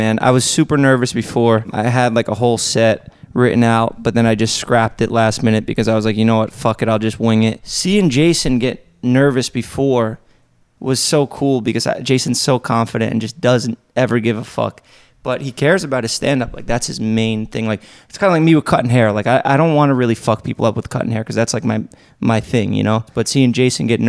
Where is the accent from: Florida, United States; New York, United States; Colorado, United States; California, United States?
New York, United States; I'm from New York